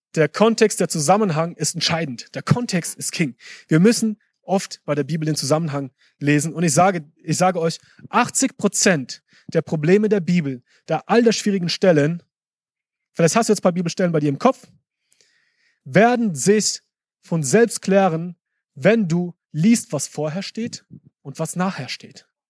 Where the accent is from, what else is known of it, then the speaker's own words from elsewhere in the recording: Germany; also born or lived in Africa; bei uns in Deutschland